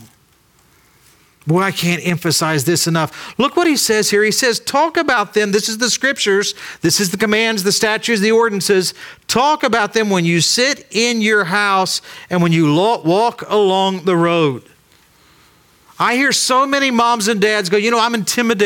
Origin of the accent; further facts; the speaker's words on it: Ironton, Ohio, United States; we grew up in Ironton, Ohio